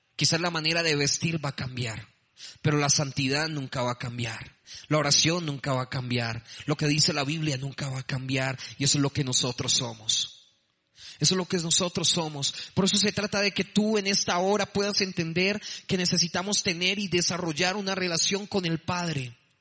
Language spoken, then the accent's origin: Spanish; Bogotá, Colombia; accent: rolo; moved away as an adult; now in Medellín, Colombia; Soy de Bogotá, soy también rolo